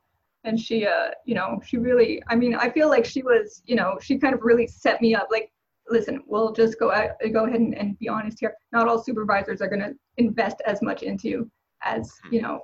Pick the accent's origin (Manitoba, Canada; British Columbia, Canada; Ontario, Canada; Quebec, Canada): Quebec, Canada; Montreal; moved away as an adult; also born or lived in Maryland; I'm from Montreal.